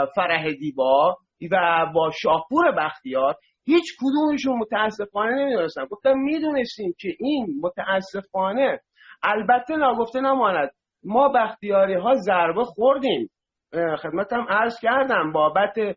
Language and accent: Persian; Masjed Soleyman, Khuzestan, Iran; من بختیاری هستم بچه مسجد سلیمان هم هستم